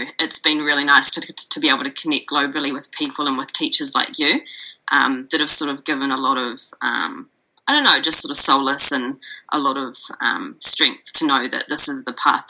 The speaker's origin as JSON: {"language": "English", "country": "New Zealand", "also_born_or_lived": "Melbourne", "said": "I'm from New Zealand"}